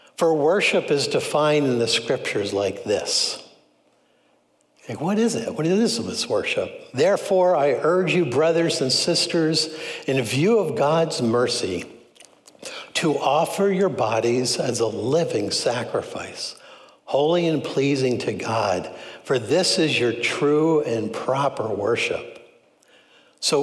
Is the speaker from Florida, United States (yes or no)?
no; Philadelphia, Pennsylvania, United States; I was raised in Philly